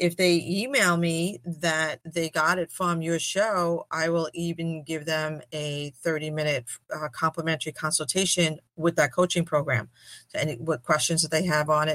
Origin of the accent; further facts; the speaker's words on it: New York City, New York, United States; growing up in Brooklyn, I would say I was a French Guinea